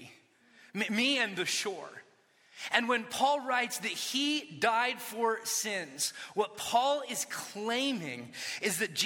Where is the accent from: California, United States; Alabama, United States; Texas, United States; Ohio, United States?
California, United States; Orange County; When I was a kid, I grew up in Orange County